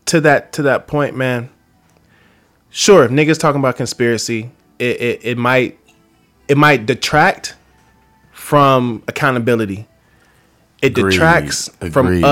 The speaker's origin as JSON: {"language": "English", "town": "Atlanta", "region": "Georgia", "country": "United States", "tie": "born or raised there", "moved": "as an adult", "lives_now": "Los Angeles, United States", "said": "I was born in Los Angeles, but I was raised in Atlanta. So I rep Atlanta, man, and I've had a very tumultuous, like, relationship to my duality. Like, I'm born out here, man, but I'm raised out there, but I live out here now, and I've been out here for 10 years"}